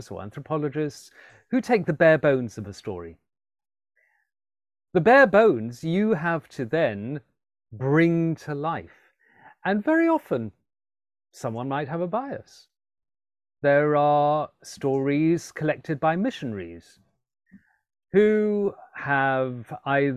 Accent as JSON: {"language": "English", "town": "Alexandria", "region": "Alexandria Governorate", "country": "Egypt", "tie": "born or raised there", "also_born_or_lived": "London", "moved": "as an adult", "said": "I grew up in Alexandria in Egypt. I was born in London, but moved there and lived there between the ages of 6 and 18."}